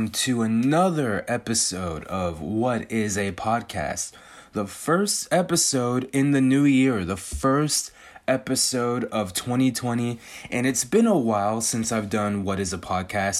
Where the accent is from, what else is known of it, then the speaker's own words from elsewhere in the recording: California, United States; I've born and raised in California, spent, like, ninety-nine percent of my life in California.